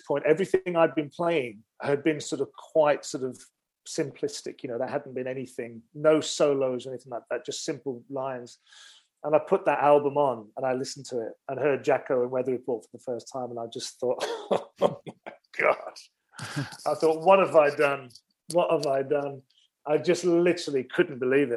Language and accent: English; Wolverhampton, West Midlands, United Kingdom; I used to go to my local library in my hometown of Wolverhampton.